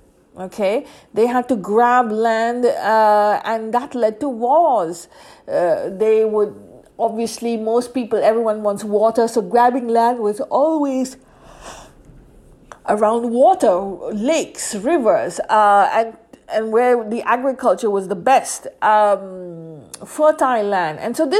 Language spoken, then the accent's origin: English; India; That means I come from India, and my ethnicity is Indian.